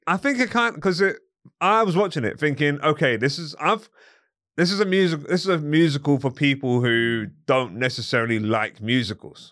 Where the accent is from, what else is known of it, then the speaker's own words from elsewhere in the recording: London, United Kingdom; I'm from, um, from Crickwood